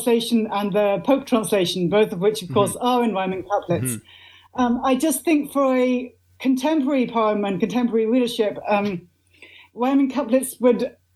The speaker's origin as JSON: {"language": "English", "town": "Oxford", "region": "South East England", "country": "United Kingdom", "tie": "born or raised there", "said": "I grew up in Oxford, England."}